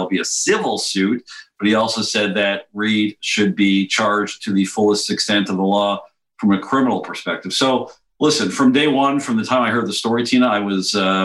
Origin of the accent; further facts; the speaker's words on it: Montreal, Quebec, Canada; moved away; I'm a dual citizen, but I grew up in Montreal.